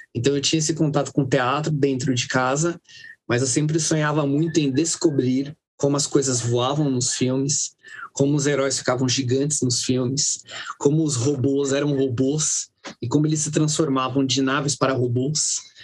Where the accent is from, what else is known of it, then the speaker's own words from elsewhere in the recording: Guarulhos, São Paulo, Brazil; foi no projeto social onde eu morava quando eu era criança, no Jardim Presidente Dutra